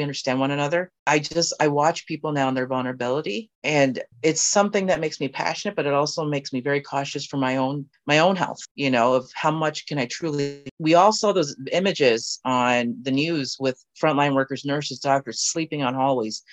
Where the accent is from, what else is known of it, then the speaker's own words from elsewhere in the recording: Canada; moved away as an adult; now in United States; I had to wait, even as a Canadian citizen. But I was told at the border, I could come through because it's my right, because it's my home